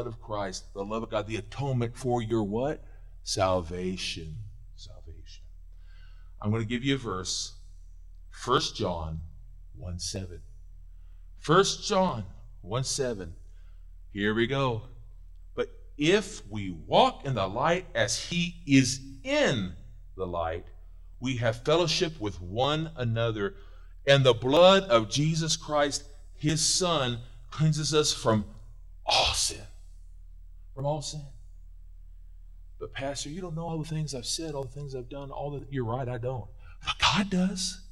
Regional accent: Missouri, United States; I was born in Missouri

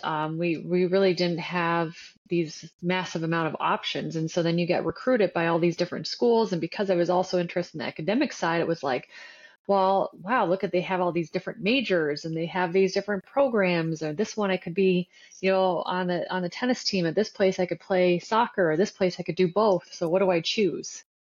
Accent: Windsor, Ontario, Canada; moved away as an adult; now in United States; growing up in Canada

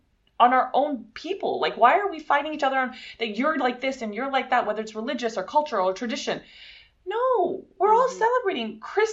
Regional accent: California, United States; born there; My mom was born in Santa Monica and I was born in the Valley

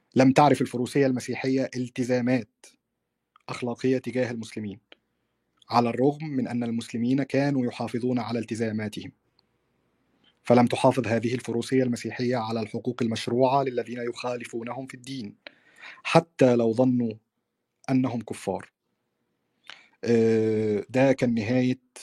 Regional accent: Egypt; عندنا في مصر

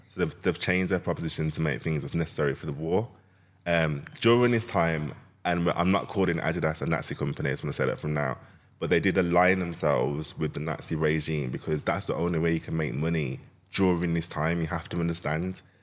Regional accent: Jamaica; I'm Jamaican.

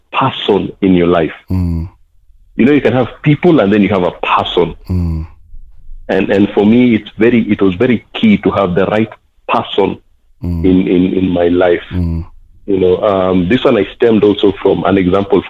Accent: Nairobi, Kenya; I'm a BBK, born and bred in Kibera.

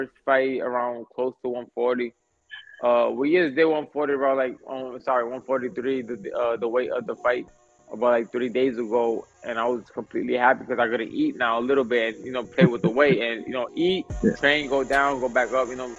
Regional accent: Puerto Rico; also born or lived in New York City, United States; I was born in New York, but I was kind of raised in Puerto Rico. So, yeah, I'm a New York Rican

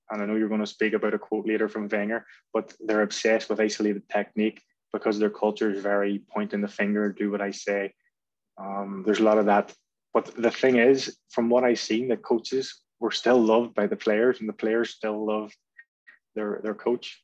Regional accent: Belfast, Northern Ireland, United Kingdom; moved away as an adult; I was brought up in North Belfast, which is a bit of a, a football hotbed

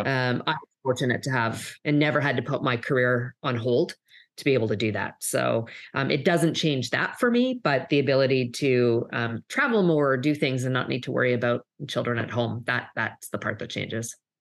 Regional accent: Canada; now in United States; if you'll hear maybe a bit of an accent, I'm actually originally from Canada, um, but have lived and worked in, in the U S, um, for many years

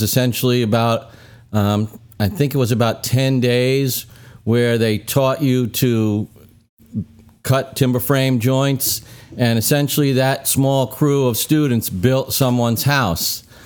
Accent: Brooklyn, New York, United States; moved away; I grew up in Brooklyn

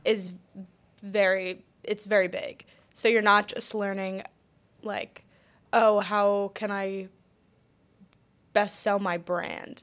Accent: Collegeville, Pennsylvania, United States; moved away as an adult; also born or lived in Delaware / Texas; I am originally from Collegeville, Pennsylvania

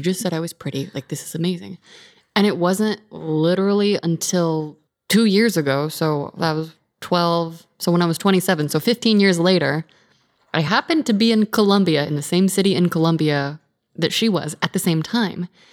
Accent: California, United States; in my hometown, it was, like, highest teen pregnancy rate in California

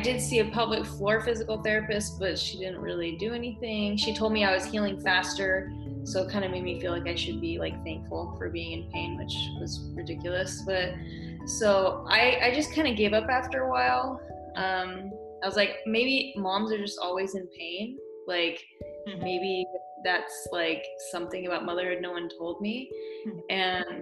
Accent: Oregon, United States; also born or lived in California; now in Northeast Tennessee, United States; I'm from Oregon

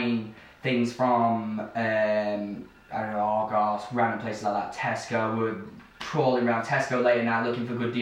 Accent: Chesterfield, East Midlands, United Kingdom; also born or lived in Barlow / Dronfield; we live in Barlow. We're local pretty much to the Chesterfield area.

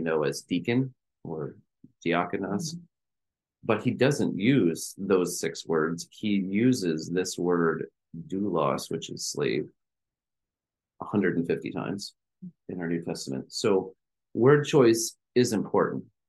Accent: United States; we are Americans

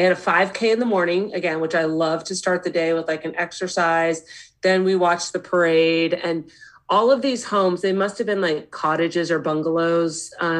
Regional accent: Walnut Creek, California, United States; I grew up in Walnut Creek

